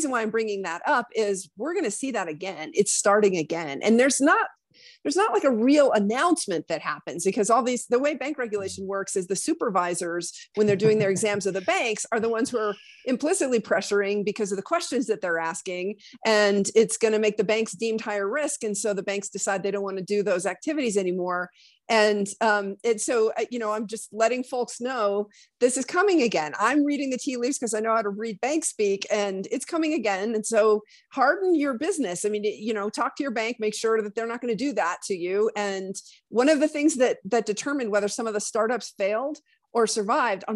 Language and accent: English; Laramie, Wyoming, United States; moved away; also born or lived in New York City area; I'm from Laramie